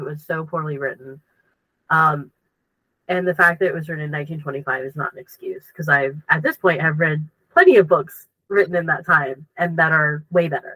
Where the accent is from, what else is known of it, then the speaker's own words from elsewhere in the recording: United States; we're American